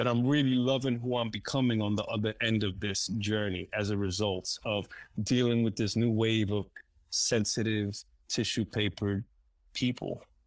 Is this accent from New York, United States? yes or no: yes; New York City, New York, United States; English is a second language; moved away; I grew up in New York City and Spanish Harlem